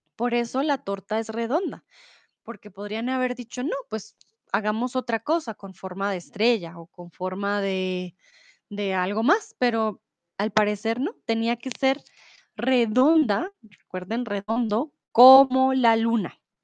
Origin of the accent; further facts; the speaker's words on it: Bogotá, Colombia; soy de Colombia, de Bogotá